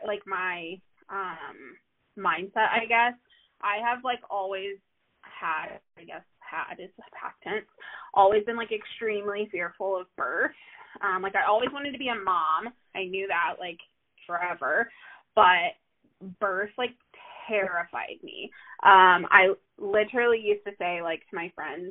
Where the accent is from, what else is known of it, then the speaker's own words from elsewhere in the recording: Midwest, United States; moved away as an adult; now in Denver, United States; I live in the Denver area. I've been out here for almost 10 years. And I am a Midwesterner at heart.